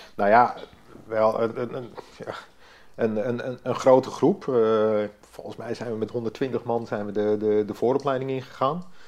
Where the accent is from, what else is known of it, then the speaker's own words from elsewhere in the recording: Hoorn, North Holland, Netherlands; ik eh, ben geboren in Hoorn. Ik ben opgegroeid in Hoorn